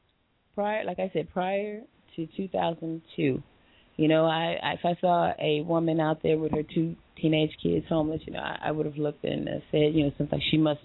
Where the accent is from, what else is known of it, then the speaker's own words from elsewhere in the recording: Compton, California, United States; moved away as an adult; also born or lived in Redondo Beach, California; now in Long Beach, United States; Went to Virginia Shelley Compton, grew up there as a young girl